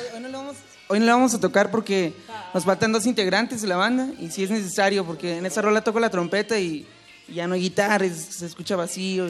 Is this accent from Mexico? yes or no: yes; Tijuana, Baja California, Mexico; Somos de Tijuana